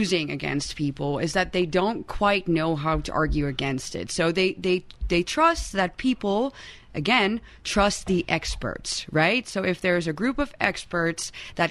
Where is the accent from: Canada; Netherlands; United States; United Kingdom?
Netherlands; Hilversum, North Holland; I'm from Hilversum, which is only 15 minutes away from Amersfoort.